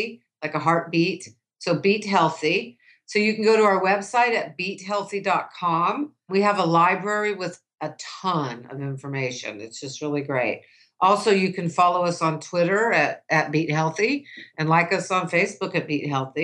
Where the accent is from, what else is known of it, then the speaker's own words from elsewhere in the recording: United States; I grew up in the United States as a woman